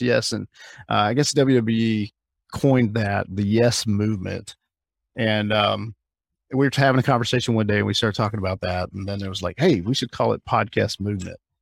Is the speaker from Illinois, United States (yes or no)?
no; Alabama, United States; I grew up in Alabama, I grew up in the South